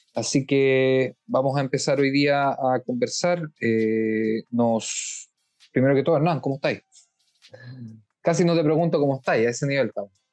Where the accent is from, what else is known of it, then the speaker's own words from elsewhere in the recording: Chile; now in Israel; como chilenos en el extranjero y como chilenos específicamente residentes en Israel